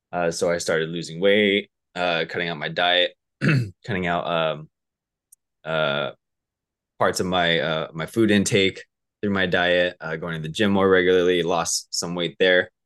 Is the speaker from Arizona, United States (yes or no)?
no; Southern California, United States; also born or lived in Alaska / Orange County; I'm from, um, Southern California. Uh, I was raised here. I was actually born up over in Alaska.